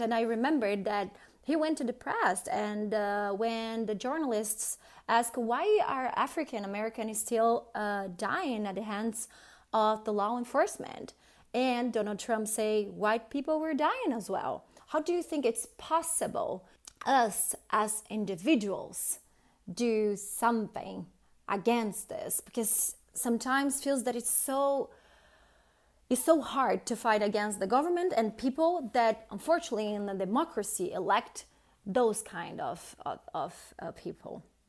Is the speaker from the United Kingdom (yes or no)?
no; Brazil; now in Canada; I'm from Brazil